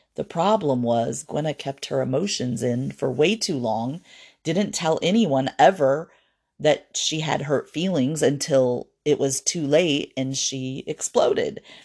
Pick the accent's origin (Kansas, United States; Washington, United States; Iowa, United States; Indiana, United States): Indiana, United States; Fort Wayne; moved away; my hometown of Fort Wayne